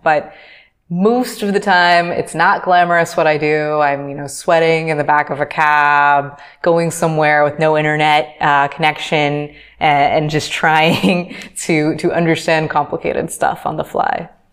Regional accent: United States; moved away as an adult; now in Dakar, Senegal; I'm American

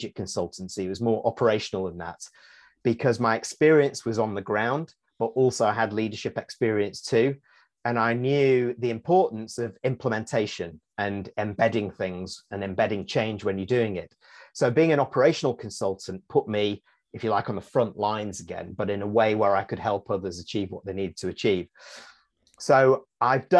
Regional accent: Manchester, North West England, United Kingdom; moved away; also born or lived in Singapore; I'm from Manchester in the UK, which is the north of England

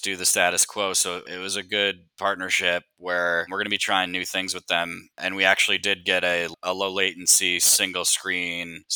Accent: Minnesota, United States; I'm from Minnesota

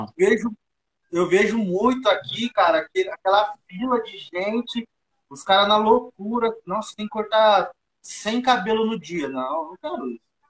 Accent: Brazil; eu nasci cresci aqui no bairro, no Eldorado

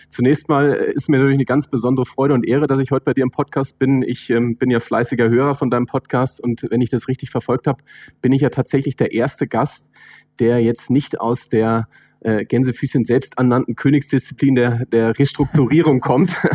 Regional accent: Northern Germany, Germany; Ich komme ja aus dem Norden, ne?

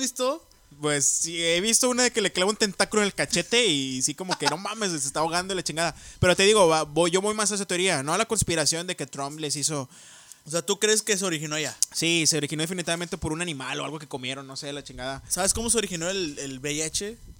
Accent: Mexico; somos inmunes los mexicanos

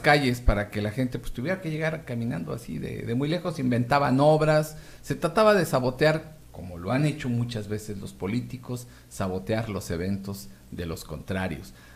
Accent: Mexico; como mexicanos

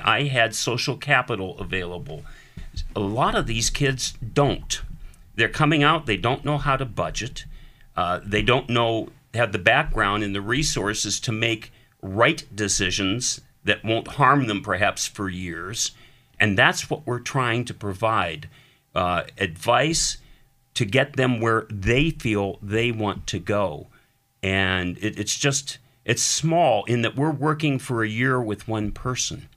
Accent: Erie, Pennsylvania, United States; I'm Erie, born and raised

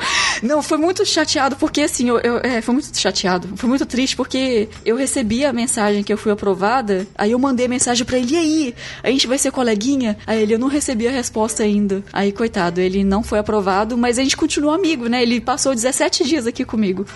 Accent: Brazil; moved away as an adult; also born or lived in Germany; como brasileiro

